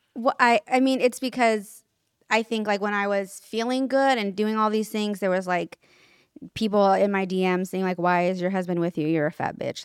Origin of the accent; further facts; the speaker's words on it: Sacramento, California, United States; It's funny you said Sacramento right now because that's where I'm from